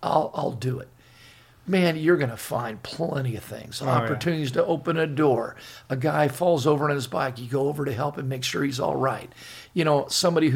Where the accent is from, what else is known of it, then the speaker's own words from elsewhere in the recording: Laguna Beach, California, United States; I grew up in Laguna Beach.